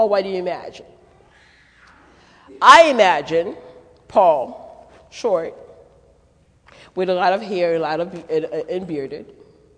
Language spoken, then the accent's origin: English; Haiti; accent: French, Haitian, Creole, Brooklyn, New York accent; moved away; also born or lived in Manhattan, New York / Connecticut; I was born in Manhattan, but I grew up in Haiti, so I would spend a school year in Haiti and the summers in New York. So the accent that you're picking up is a French, Haitian, Creole, Brooklyn, New York accent.